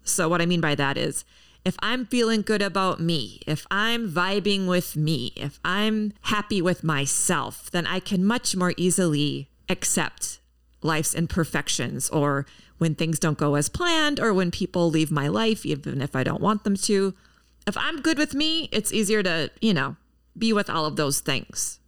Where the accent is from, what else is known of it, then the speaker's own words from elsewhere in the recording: Minneapolis–Saint Paul, Minnesota, United States; my hometown, the Twin Cities.